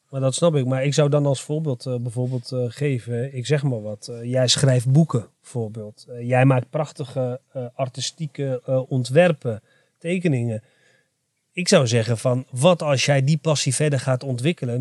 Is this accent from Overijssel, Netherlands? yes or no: yes; Enschede, Overijssel, Netherlands; ik ben trots dat ik een Arabisch-Turkse tukker ben, uh, geboren getogen in Enschede